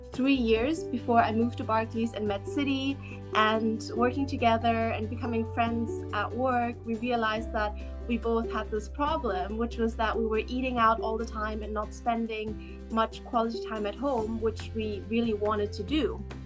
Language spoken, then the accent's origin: English; Hamburg, Germany; also born or lived in Beijing, China; So my background, I'm German-Chinese. I grew up in Hamburg in Beijing, moved to London to study philosophy and economics at the London School of Economics. That was in 2014.